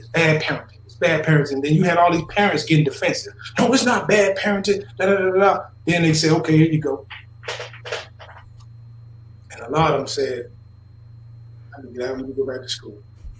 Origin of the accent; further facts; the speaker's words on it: the South, United States; Listen, I'm from the South, homie. I'm from the dirty, dirty South. Not that South when people talk about Atlanta South.